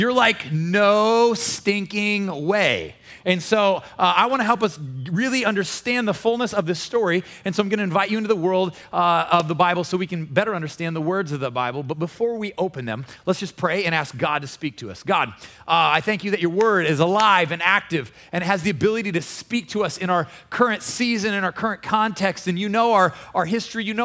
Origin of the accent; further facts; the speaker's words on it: Omaha, Nebraska, United States; moved away as an adult; I came from Omaha, Nebraska